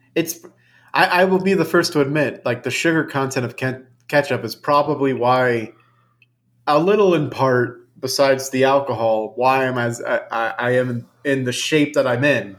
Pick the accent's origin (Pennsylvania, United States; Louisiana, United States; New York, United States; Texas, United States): Louisiana, United States; New Orleans; moved away; I grew up in the Big Easy.